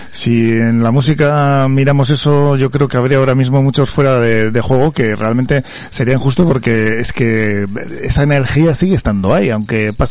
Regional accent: Portugalete, Basque Country, Spain; nací en Portugalete

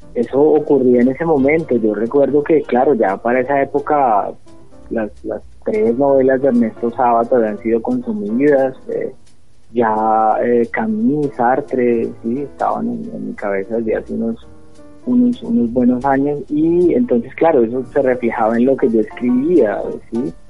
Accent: Ibagué, Tolima, Colombia; nací aquí en Ibagué, eh, tengo siempre, parece que el barrio Jordán y sus alrededores me, persiguen, viví hasta los 12 años en la cuarta etapa del Jordán

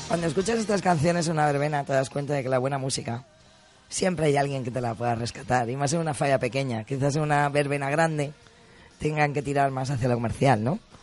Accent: Valencian Community, Spain

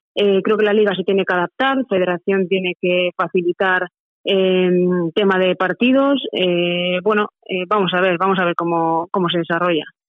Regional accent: Manzanares, Castilla-La Mancha, Spain; moved away as an adult; also born or lived in northern Spain; mi pueblo Manzanares

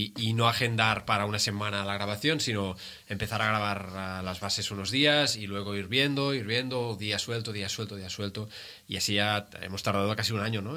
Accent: Molins de Rei, Catalonia, Spain; now in Badalona, Spain; yo crecí en Molins de Rei, ah, pero ahora vivo en Badalona

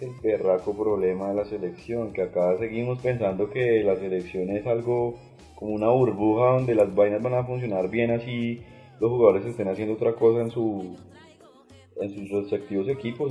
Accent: Colombia; no me representa como colombiano

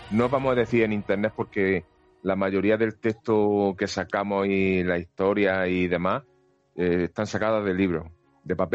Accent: Jaén, Andalusia, Spain; bueno, cerca, cerca en mi caso, que soy de Jaén, pero que cerca las tenemos

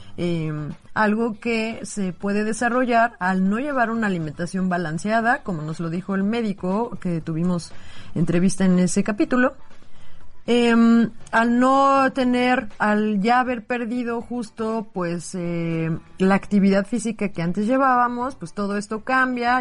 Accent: Mexico; somos muchísimos mexicanos

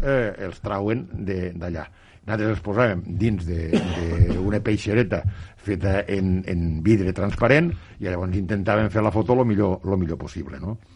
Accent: La Sénia, Catalonia, Spain; quan dic a casa vull dir al meu poble, eh, una perquè la Sènia

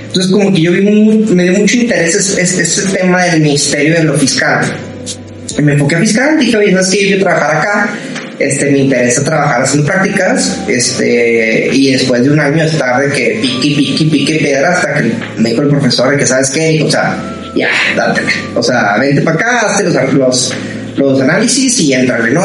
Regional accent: Ciudad Juárez, Chihuahua, Mexico; moved away as an adult; now in Monterrey, Mexico; yo soy de Juárez, Chihuahua. Este, cuando yo me vengo a estudiar a Monterrey, que aquí sigo

